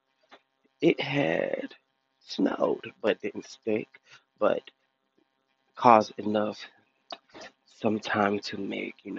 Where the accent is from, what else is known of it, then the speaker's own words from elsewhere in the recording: Detroit, Michigan, United States; now in Hoover, United States; my home state, Detroit, Michigan